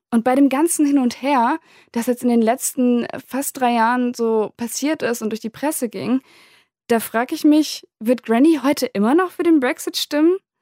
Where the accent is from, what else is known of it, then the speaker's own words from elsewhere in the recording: Germany; now in Berlin, Germany; Wir wohnen direkt an der holländischen Grenze, also eigentlich nur fünf Minuten mit dem Fahrrad entfernt.